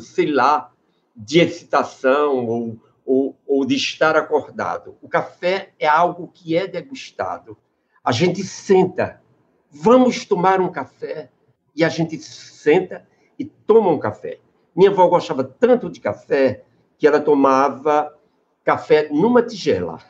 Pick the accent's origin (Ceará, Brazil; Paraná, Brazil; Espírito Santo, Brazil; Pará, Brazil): Ceará, Brazil; Crato; also born or lived in Sertão dos Inhamuns, Ceará; eu nasci no sertão, no sertão dos Inhamuns, e depois me criei no Crato